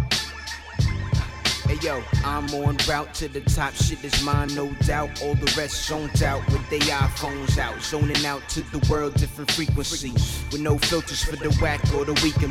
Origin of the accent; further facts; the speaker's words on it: New York City, New York, United States; I'm straight from Harlem